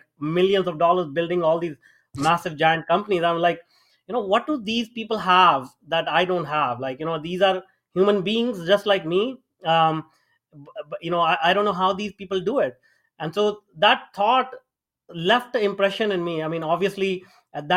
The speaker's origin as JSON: {"language": "English", "country": "India", "tie": "born or raised there", "moved": "yes", "said": "I grew up in India, if people can tell from my accent. I grew up in India."}